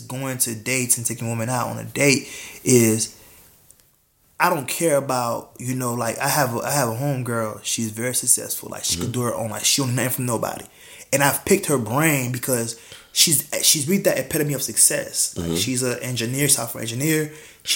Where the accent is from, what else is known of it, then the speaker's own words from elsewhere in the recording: Orlando, Florida, United States; moved away as an adult; Orlando, I grew up in Orlando